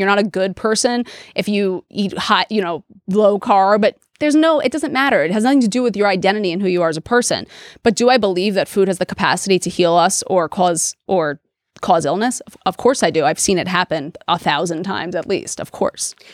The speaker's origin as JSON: {"language": "English", "town": "New York City", "region": "New York", "country": "United States", "tie": "born or raised there", "also_born_or_lived": "Delaware", "said": "I grew up in New York City in Queens, which was a super diverse place"}